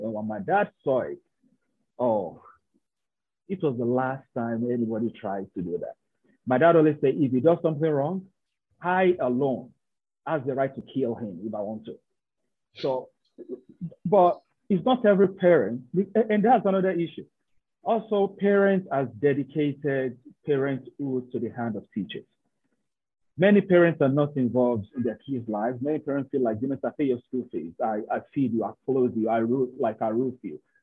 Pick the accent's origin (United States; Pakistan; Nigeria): Nigeria; moved away as an adult; I'm somebody from Nigeria.